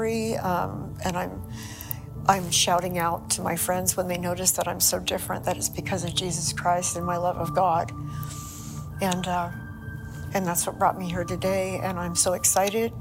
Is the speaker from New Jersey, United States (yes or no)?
no; Millbrae, California, United States; also born or lived in Toronto, Canada / Ireland; We moved to California when I was 3. I grew up in Millbrae, California